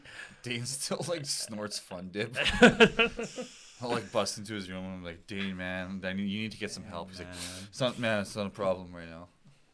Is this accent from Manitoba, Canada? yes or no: yes; Manitoba, Canada; We're from Manitoba, man. It's cold there.